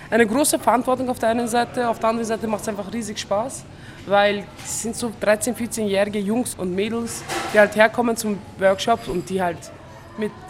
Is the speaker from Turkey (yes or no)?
yes; Turkey; German is a second language; jahrelang wurde mir gesagt, so Integration ist das Beste als ein Türke, was du machen kannst.